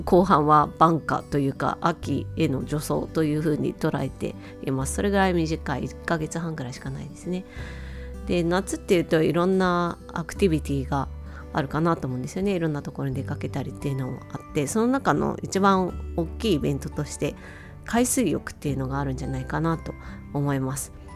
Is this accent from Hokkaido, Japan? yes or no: yes; Otaru, Hokkaido, Japan; 私は実家がですね、小樽でして、札幌の隣町になるんですね。